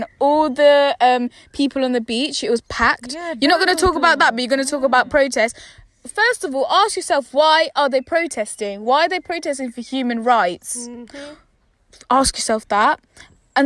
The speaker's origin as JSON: {"language": "English", "country": "United Kingdom", "tie": "born or raised there", "said": "I somehow came from another country, even though I was born here"}